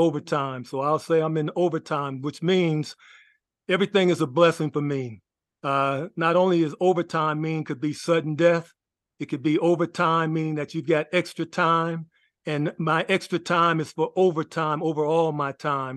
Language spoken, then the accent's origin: English; Los Angeles, California, United States; I grew up in Los Angeles, California, went to Washington High School